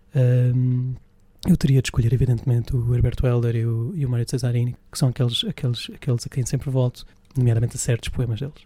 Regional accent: Évora, Alentejo, Portugal; em Évora, de onde sou natural

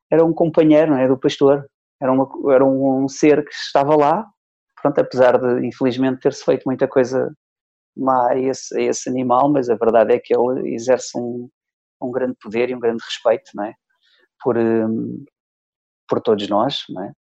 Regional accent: Soeira, Bragança District, Portugal; baseado numa, numa história que eu ouvi há muitos anos lá em, na minha aldeia, em Soeira.

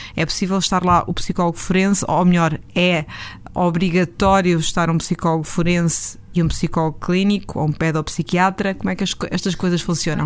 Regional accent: Aveiro District, Portugal; da minha terra, Aveiro

